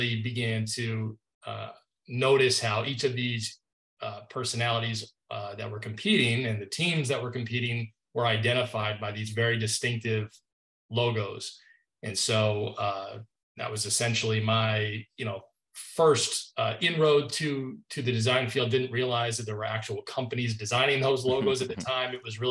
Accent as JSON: {"language": "English", "region": "Northern Maine", "country": "United States", "tie": "born or raised there", "said": "I grew up in Northern Maine, really the edge of civilization, if you will, above Bangor is probably the closest major city that folks would recognize."}